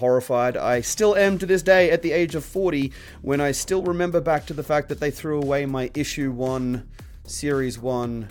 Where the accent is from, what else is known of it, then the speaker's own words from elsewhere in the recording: Australia; growing up in Australia